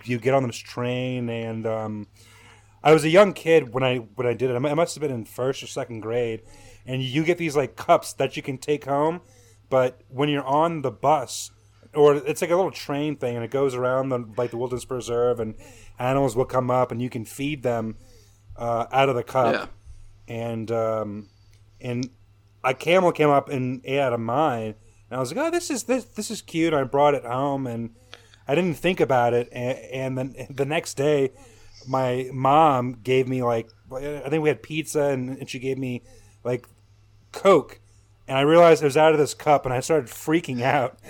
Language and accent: English; New Orleans, Louisiana, United States; moved away as an adult; now in Chicago, United States; I'm originally from Louisiana. I'm from New Orleans